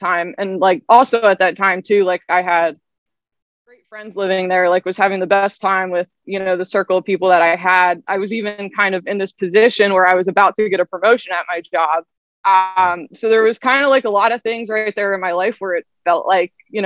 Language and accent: English; Lancaster, Pennsylvania, United States; also born or lived in Nashville; So I'm from Lancaster, Pennsylvania area. I've grown up there pretty much my whole life